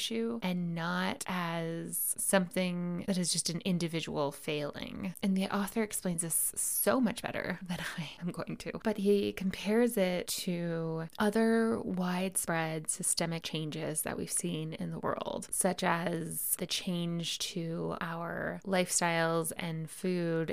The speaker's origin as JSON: {"language": "English", "country": "United States", "said": "As an American"}